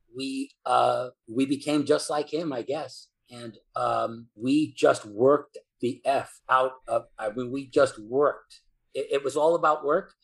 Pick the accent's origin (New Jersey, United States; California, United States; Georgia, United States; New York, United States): New York, United States; New York City; from New York, New York City. And in New York City, uh, the the son of uh, immigrant parents